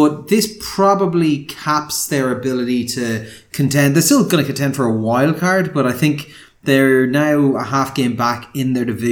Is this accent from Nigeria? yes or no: no; Ireland; moved away as an adult; also born or lived in Donegal / Galway; as an Irishman